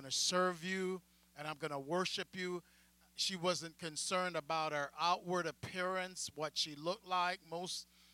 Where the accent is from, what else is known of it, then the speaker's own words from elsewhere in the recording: Jamaica; moved away; me as a Jamaican black pastor coming out of the island